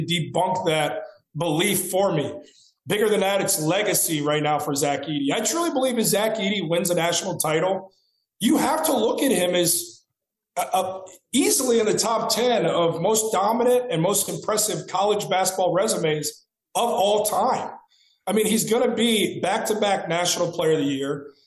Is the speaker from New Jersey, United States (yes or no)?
no; Cincinnati, Ohio, United States; my hometown of Cincinnati